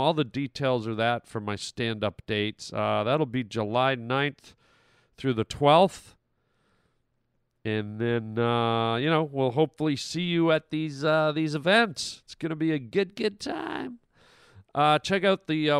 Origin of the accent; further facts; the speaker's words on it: Canada; now in United States; I'm Canadian